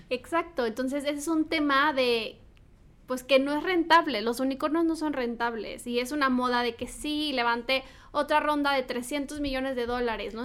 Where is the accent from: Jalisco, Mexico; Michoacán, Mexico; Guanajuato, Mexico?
Michoacán, Mexico; Morelia; mis amigas de Morelia, porque soy de Morelia